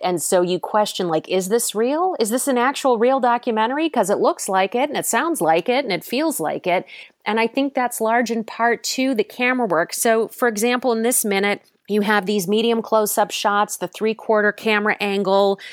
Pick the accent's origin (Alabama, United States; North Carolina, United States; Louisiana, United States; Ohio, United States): Ohio, United States; Cleveland; moved away as an adult; also born or lived in New York; I'm from Cleveland, um, Ohio originally.